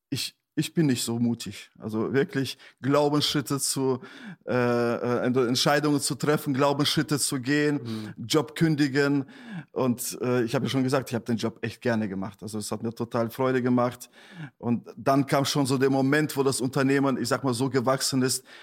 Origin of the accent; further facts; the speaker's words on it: Detmold, North Rhine-Westphalia, Germany; also born or lived in Uzbekistan; geboren bin ich in Usbekistan, {S0} mhm. {S1} 1980, ähm, dann mit acht Jahren mit meiner Familie nach Deutschland ausgewandert, äh, aufgewachsen in Detmold, das ist so weit am Rande von NRW.